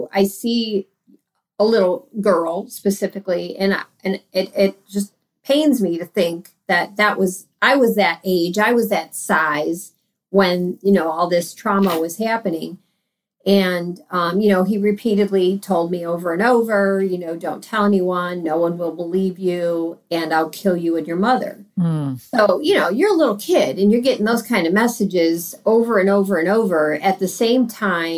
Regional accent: near Cleveland, Northeast Ohio, United States; born and raised in Ohio. Northeast Ohio, near Cleveland

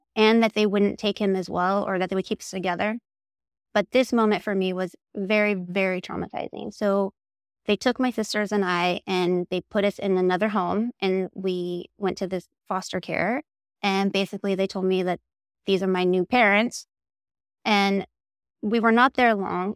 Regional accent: Oregon, United States; moved away; also born or lived in Salem, Oregon; I am from Oregon. I was born in Salem, Oregon, and I grew up in a very tiny town

